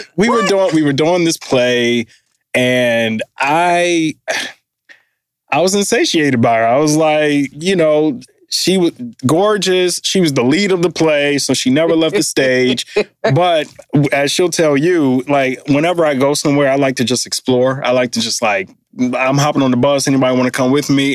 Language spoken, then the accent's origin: English; Detroit, Michigan, United States; moved away; we grew up um, in downtown Detroit, both went to Cass, born in the same hospital